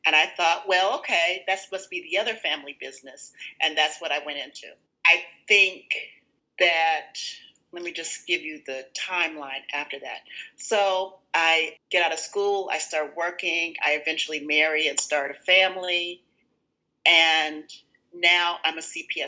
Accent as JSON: {"language": "English", "town": "Chicago", "region": "Illinois", "country": "United States", "tie": "born or raised there", "also_born_or_lived": "Dallas, Texas", "said": "I went to William Claude Revis Elementary"}